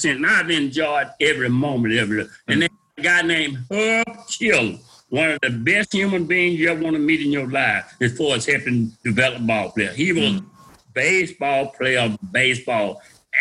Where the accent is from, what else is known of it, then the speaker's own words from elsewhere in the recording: Louisiana, United States; I was from Louisiana